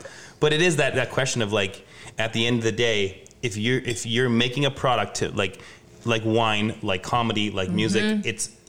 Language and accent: English; Montreal, Quebec, Canada; now in Saskatchewan, Canada; When I moved to Saskatchewan, like I grew up in Montreal, I moved to Saskatchewan.